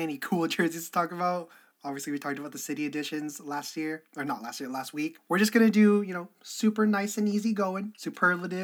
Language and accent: English; Canada; I'm Canadian